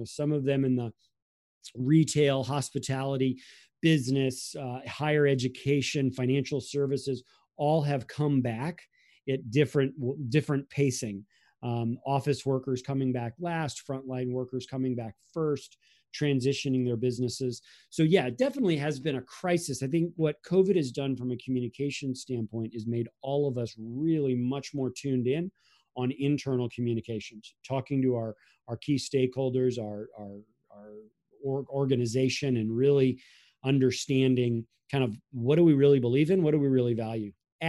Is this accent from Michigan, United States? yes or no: no; Florida, United States; And so we grew up in Florida, so we used the infamous ballot boxes of 2000